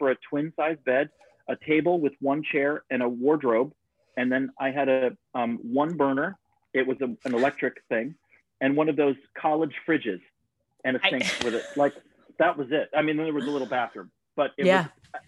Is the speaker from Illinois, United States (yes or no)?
yes; Illinois, United States; moved away as an adult; also born or lived in Ohio; now in New York City, United States; I grew up in Illinois